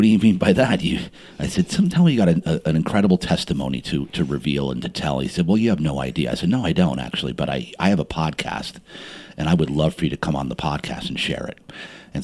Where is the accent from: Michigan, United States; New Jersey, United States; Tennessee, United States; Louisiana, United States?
New Jersey, United States; Montclair; I was born and raised in Jersey.